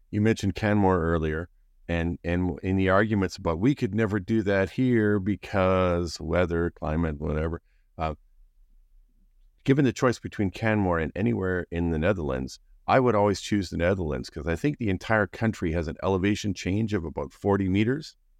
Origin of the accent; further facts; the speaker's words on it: Canada; We're, we're, we're Canadian